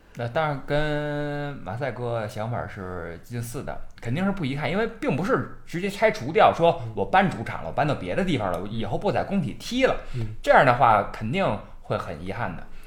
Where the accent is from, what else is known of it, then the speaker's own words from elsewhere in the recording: Beijing, China; 我呢，这个住址呢，就是老南城人啊，这个磁器口一带长大的